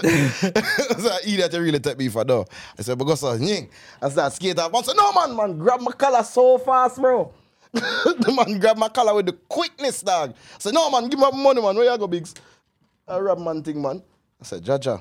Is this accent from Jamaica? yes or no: yes; Jamaica; moved away; As a Jamaican